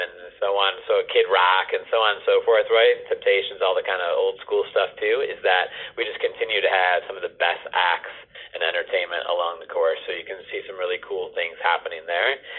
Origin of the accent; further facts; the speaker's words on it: Detroit, Michigan, United States; as a native to Metro Detroit